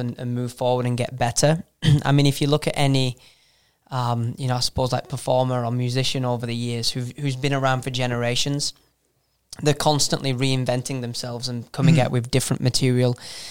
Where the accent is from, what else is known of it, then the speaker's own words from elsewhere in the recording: Manchester, North West England, United Kingdom; moved away as an adult; now in United States; I'm originally from Northern England, Manchester